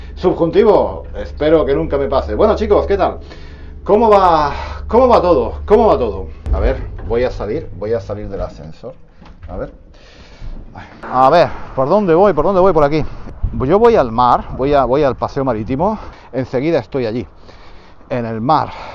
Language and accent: Spanish; Spain; he dicho que no soy muy español. De, desde ese punto de vista no soy muy español